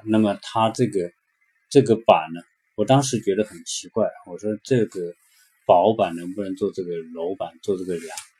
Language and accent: Chinese; China; now in California, United States; 就是我们中国人说的别墅